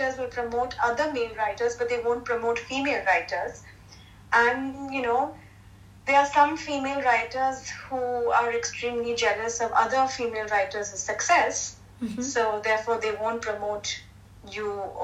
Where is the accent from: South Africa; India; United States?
India; me as an Indian in India